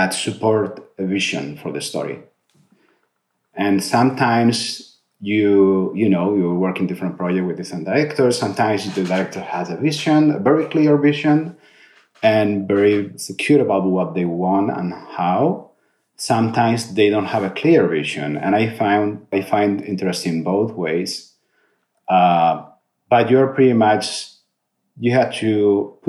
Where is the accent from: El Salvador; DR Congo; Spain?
Spain; moved away as an adult; also born or lived in Madrid, Spain / London, United Kingdom / Canada; now in United States; I was born in Madrid and different cities in Spain before moving out